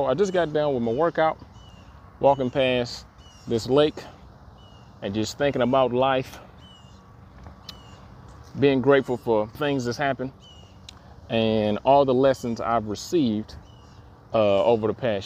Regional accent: Detroit, Michigan, United States; I am from Detroit

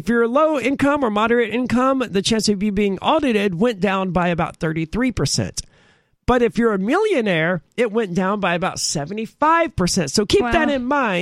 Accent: United States; I'm an American

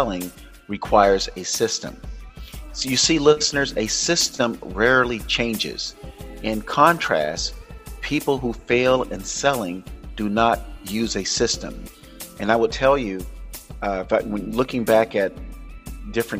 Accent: Florida, United States; Florida, which is my home state, my birth state

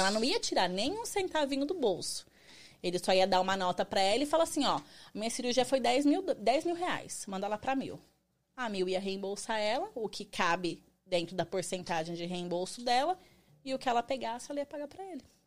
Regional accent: Barueri, São Paulo, Brazil; moved away as an adult; now in United States; eu sou de São Paulo, Barueri, Zona Oeste

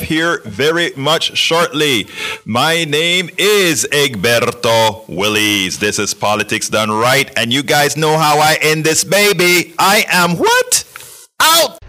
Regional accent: Panama; I'm from Panama.

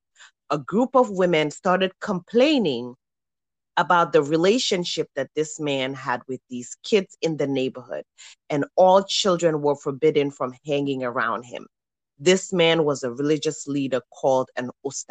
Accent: Gambia; my fellow Gambian woman

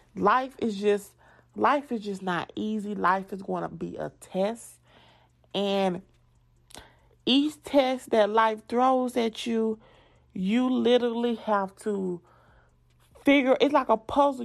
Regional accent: the South, United States; accent: southern; moved away; when people make fun of my accent, yes, I am a, a southern girl

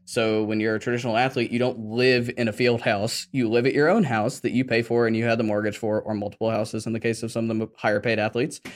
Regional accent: Atlanta, Georgia, United States; I grew up in Atlanta

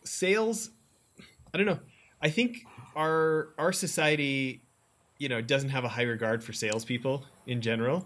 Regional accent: Alberta, Canada; moved away as an adult; also born or lived in Orange County, California; i'm from alberta

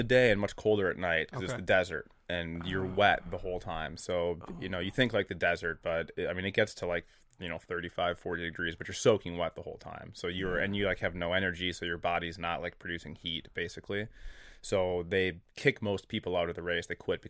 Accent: Minnesota, United States; And we're from Minnesota, so like we're normal. Like this is normal.

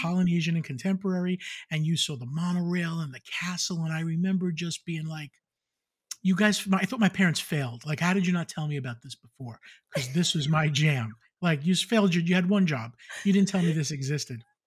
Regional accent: Long Island, New York, United States; growing up in Long Island

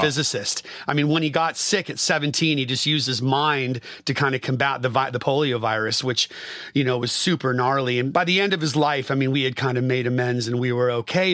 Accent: Bay Area, California, United States; I grew up in the Bay Area

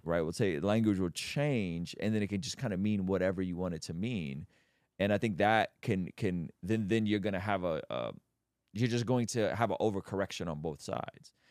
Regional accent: Baku, Azerbaijan; moved away; I'm Armenian, but we grew up in Azerbaijan

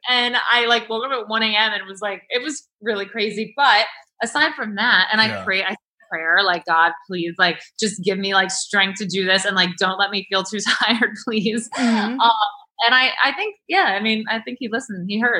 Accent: New York City, New York, United States; also born or lived in Connecticut; I'm from Manhattan.

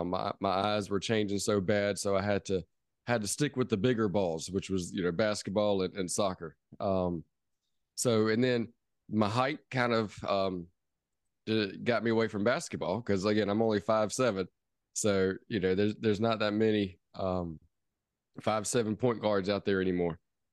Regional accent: Charleston, South Carolina, United States; born there; also born or lived in New Orleans; now in Travelers Rest, United States; So a lot of people might not know where Travelers Rest is, where I am currently, but I was born in Charleston, South Carolina, which a lot of people know of. So it was born there.

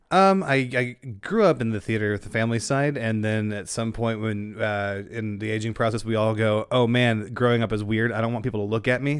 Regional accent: Denton, Texas, United States; growing up in Denton

